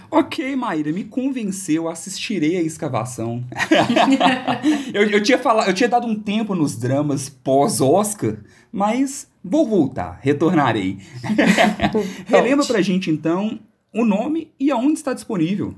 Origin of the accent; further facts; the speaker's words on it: Belo Horizonte, Minas Gerais, Brazil; nós todos aqui somos de Belo Horizonte